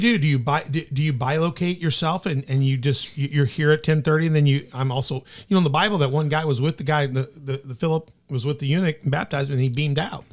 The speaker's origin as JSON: {"language": "English", "town": "Memphis", "region": "Tennessee", "country": "United States", "tie": "born or raised there", "said": "I grew up in Memphis"}